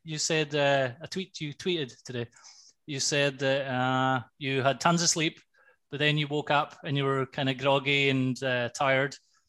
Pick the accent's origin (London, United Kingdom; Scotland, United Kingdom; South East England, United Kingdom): Scotland, United Kingdom; also born or lived in Highlands, Scotland; now in Cyprus; I'm Scottish